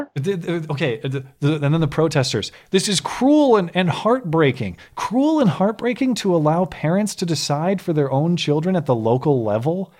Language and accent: English; United States; as an American